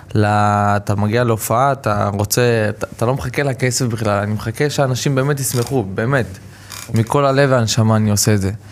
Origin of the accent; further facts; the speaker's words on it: Rishon LeZion, Central District, Israel; אני גדלתי בראשון לציון ברמת אליהו